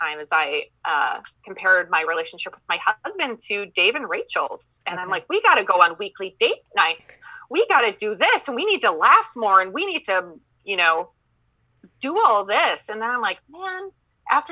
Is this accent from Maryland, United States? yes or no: no; Minnesota, United States; accent: Minnesotan; I'm from Minnesota. So I have that Minnesotan accent that I'm working on.